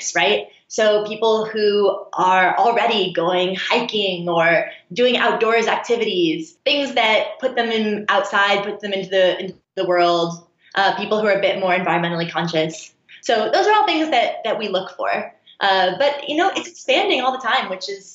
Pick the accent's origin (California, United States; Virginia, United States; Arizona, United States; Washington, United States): Washington, United States; Seattle; moved away; I'm actually from Seattle